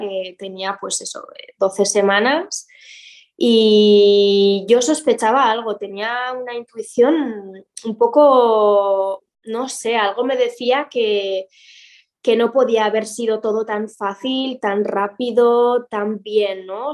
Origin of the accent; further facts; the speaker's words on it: Pamplona, Navarre, Spain; moved away as an adult; also born or lived in Madrid; now in Valencia, Spain; yo soy de Pamplona, de Pamplona, Iruña. Em, estuve allí hasta los 23 años